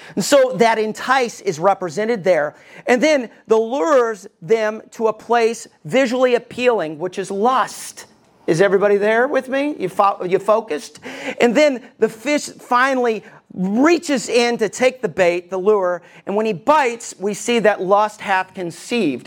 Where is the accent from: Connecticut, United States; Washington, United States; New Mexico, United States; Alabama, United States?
Alabama, United States; Ever since I was a kid and growing up in Alabama